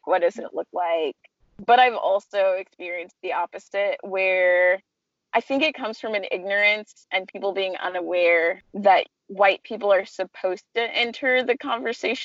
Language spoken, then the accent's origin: English; California, United States; I'm from California and a really diverse part of California